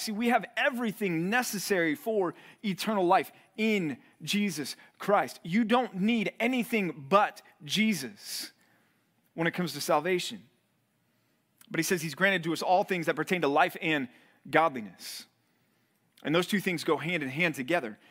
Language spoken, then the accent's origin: English; Dallas, Texas, United States; moved away as an adult; also born or lived in Missouri; growing up in Dallas, I didn't have a snow shovel.